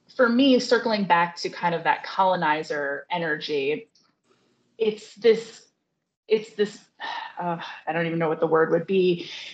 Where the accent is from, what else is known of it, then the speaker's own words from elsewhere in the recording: New York, United States; moved away; I grew up on the Appalachian Trail, but in New York State